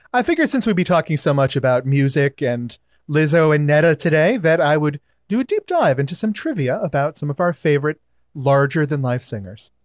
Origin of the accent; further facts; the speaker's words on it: Hawaii, United States; I'm native Hawaiian